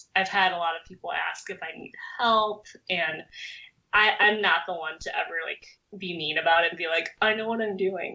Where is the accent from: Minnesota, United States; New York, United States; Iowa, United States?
Minnesota, United States; also born or lived in South Korea; Minnesota, which is where I basically grew up